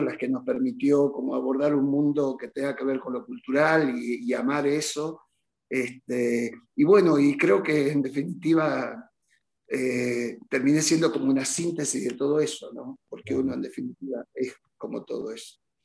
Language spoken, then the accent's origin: Spanish; Rosario de la Frontera, Salta, Argentina; moved away; Rosario de la Frontera, un pueblito que amo, que es mi, obviamente mi lugar en el mundo. Este, uno nunca deja de ser de Rosario de la Frontera.